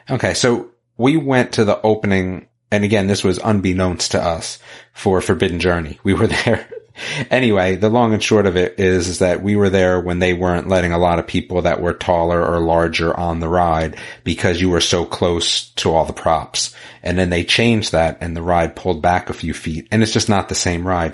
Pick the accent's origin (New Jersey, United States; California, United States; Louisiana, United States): New Jersey, United States; Northern; now in North Carolina, United States; I was from Northern Jersey, outside of the city